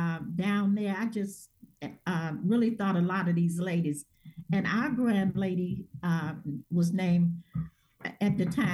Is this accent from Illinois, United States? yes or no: yes; Chicago, Illinois, United States; also born or lived in Memphis, Tennessee; I was born actually in Memphis, Tennessee. I came to Chicago when I was 8 years old, and I came from very humble beginnings, and a single mom.